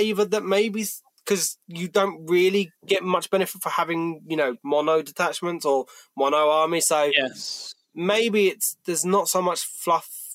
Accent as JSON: {"language": "English", "area": "Kent", "region": "South East England", "country": "United Kingdom", "said": "I'm from Kent"}